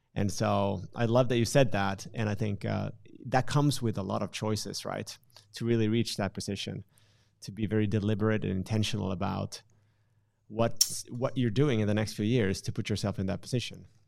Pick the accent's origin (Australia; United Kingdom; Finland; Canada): Finland; I'm from Finland